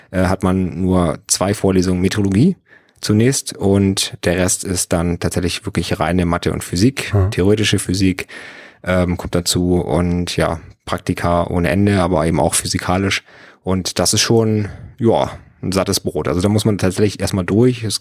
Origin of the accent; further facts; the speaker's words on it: Schleswig-Holstein, Germany; Also ich bin ja am Bungsberg groß geworden. Ähm, das ist ja diese riesengroße Erhebung in Schleswig-Holstein